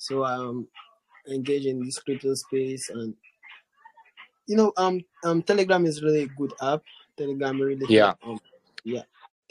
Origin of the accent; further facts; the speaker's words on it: Nigeria; I'm Nigerian